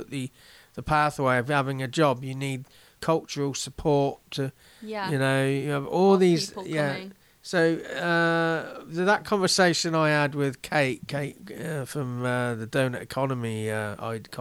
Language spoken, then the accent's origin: English; Oxford, South East England, United Kingdom; growing up in Oxford